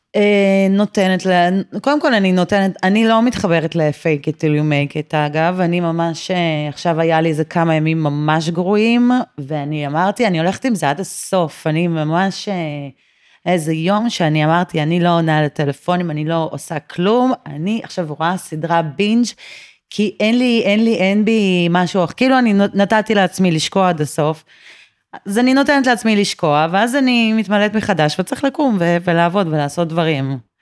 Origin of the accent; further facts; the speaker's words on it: Tel Aviv, Tel Aviv District, Israel; מרכז תל אביב, אה, מהיום שעליתי לארץ, שזה מעל שלושים שנה.